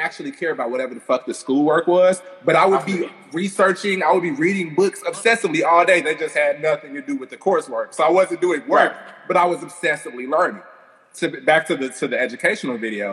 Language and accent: English; Gary, Indiana, United States; I'm from Gary, Indiana. I grew up with a particular existence